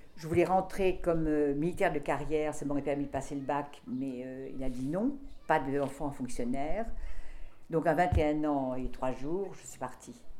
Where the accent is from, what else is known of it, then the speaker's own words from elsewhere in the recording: Deux-Sèvres, Nouvelle-Aquitaine, France; now in Paris, France; moi je suis née dans les Deux-Sèvres